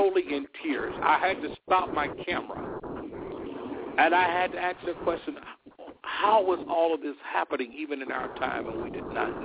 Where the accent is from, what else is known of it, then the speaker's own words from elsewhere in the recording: Selma, Alabama, United States; I was born and raised in Selma, Alabama